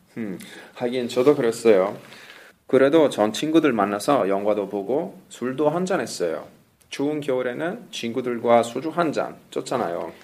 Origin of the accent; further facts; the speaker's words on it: Italy; Korean is a second language; 저는 로맨틱한 이탈리아 남자니까요